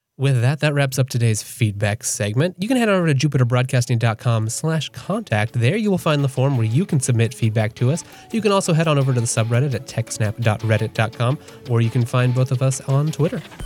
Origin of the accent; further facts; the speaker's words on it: United States; I'm an American